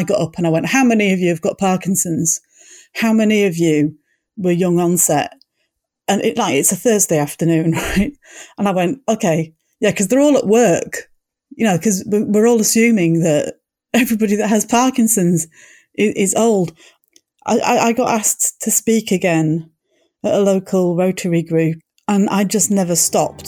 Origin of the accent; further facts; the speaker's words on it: Leeds, Yorkshire and the Humber, United Kingdom; moved away as an adult; now in Kapiti Coast, New Zealand; I'm clearly not from New Zealand originally, and I come from Leeds in West Yorkshire.